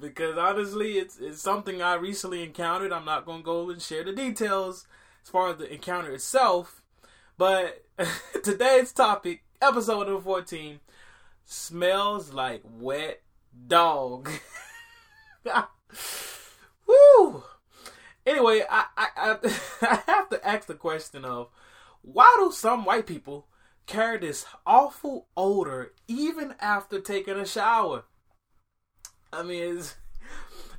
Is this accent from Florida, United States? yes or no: yes; Miami, Florida, United States; when I was growing up in Miami